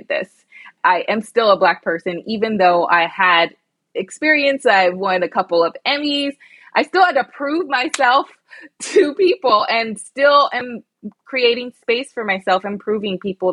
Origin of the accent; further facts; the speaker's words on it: United States; also born or lived in London; being identified as the American girl.